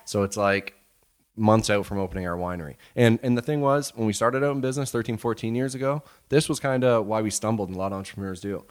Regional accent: Blenheim, Ontario, Canada; now in Windsor, Canada; We're from Blenheim. So small town, four thousand people

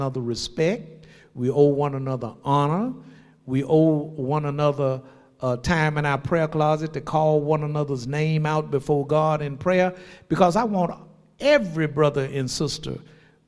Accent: Shreveport, Louisiana, United States; I'm born and raised in Shreveport.

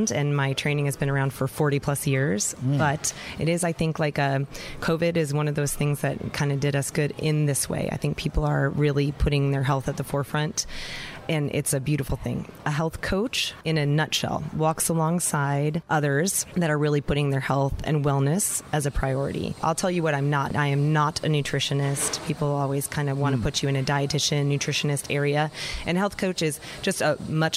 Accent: Cleveland, Ohio, United States; now in Boerne, United States; I'm from Ohio originally, Cleveland, Ohio

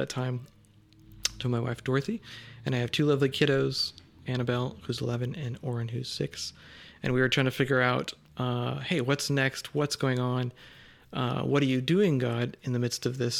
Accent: Southern California, United States; moved away as an adult; also born or lived in Kona, Hawaii; I grew up in Southern California for most of my younger years

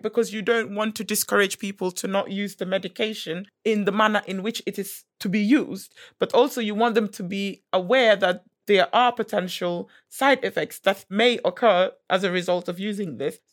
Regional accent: Gambia; I am from West Africa. I'm from the Gambia

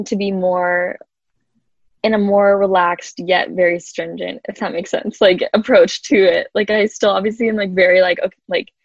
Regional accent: Kansas City, United States; I'm from Kansas City

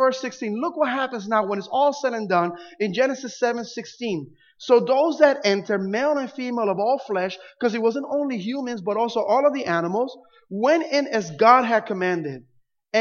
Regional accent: Puerto Rico; now in Florida, United States; Growing up in Puerto Rico

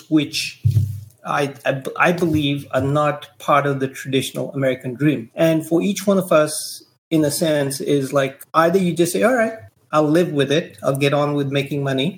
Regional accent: India; moved away as an adult; also born or lived in Delhi, India / Silicon Valley, United States; now in United States; when I was growing up in India

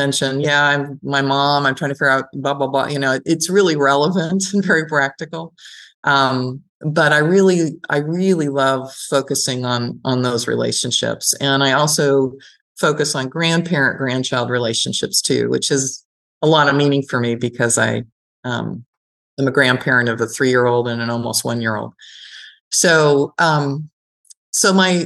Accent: San Francisco Bay Area, California, United States; I grew up in the San Francisco Bay Area

